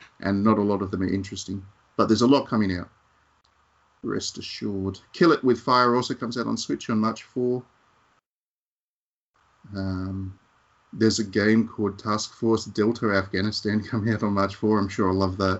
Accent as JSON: {"language": "English", "country": "Australia", "said": "As an Australian"}